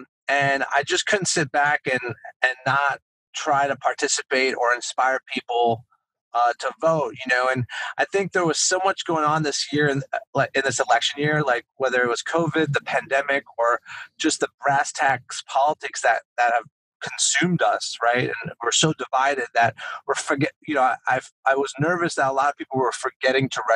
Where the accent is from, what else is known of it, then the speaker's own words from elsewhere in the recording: Montreal, Quebec, Canada; now in United States; I'm from Montreal. Town of Mont Royal, still got my Canadian citizenship